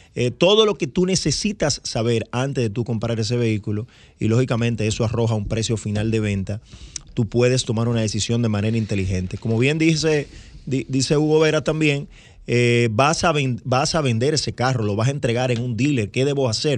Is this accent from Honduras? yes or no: no; Dominican Republic; como dominicano